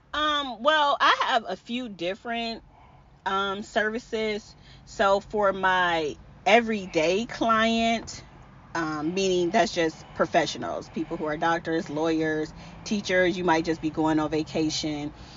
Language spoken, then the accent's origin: English; Cleveland, Ohio, United States; I'm originally from Cleveland, Ohio